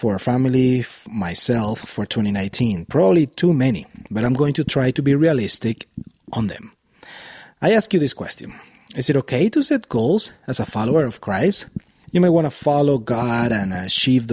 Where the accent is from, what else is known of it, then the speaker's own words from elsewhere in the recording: Venezuela; moved away as an adult; also born or lived in Miami, Florida, United States; now in Boulder Valley, Colorado, United States; I was born and raised in Venezuela until I was 21 years old. Then as a family, we moved to Miami, Florida in the United States